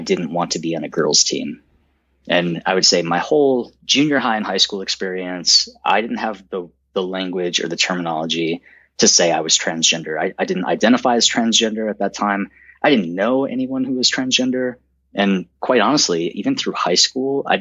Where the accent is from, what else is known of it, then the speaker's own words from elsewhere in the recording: outside of Chicago, Illinois, United States; So I grew up outside of Chicago, in a small suburb in the Northwest, Northwest of Chicago